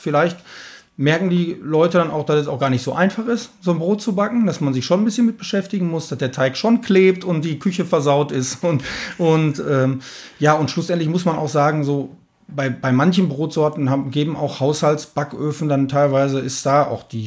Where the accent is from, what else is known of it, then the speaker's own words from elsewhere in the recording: Bochum, North Rhine-Westphalia, Germany; eine gewisse Bodenständigkeit haben wir einfach auch hier bei uns im Ruhrgebiet, hier in Alten Bochum, ähm, lange, ja, langjähriger Betrieb